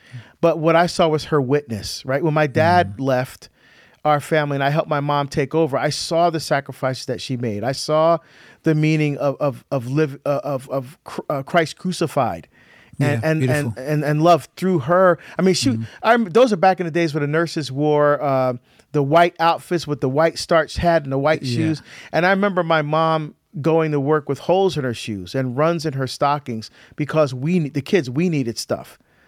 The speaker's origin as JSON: {"language": "English", "region": "New Jersey", "country": "United States", "tie": "born or raised there", "also_born_or_lived": "Barbados", "said": "Yeah, so I was born in Barbados, actually. We immigrated to the United States, but and lived in the state of New Jersey, and was educated in Catholic grade school, high school, university, and graduate school, Catholic institutions."}